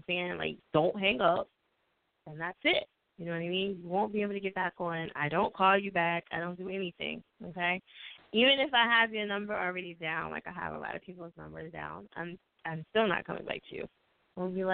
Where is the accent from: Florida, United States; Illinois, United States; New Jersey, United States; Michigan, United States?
New Jersey, United States; I'm from Jersey